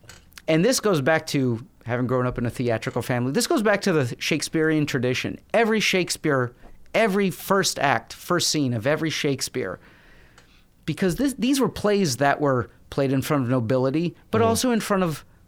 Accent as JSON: {"language": "English", "town": "New York City", "region": "New York", "country": "United States", "tie": "born or raised there", "said": "Absolutely. Yeah."}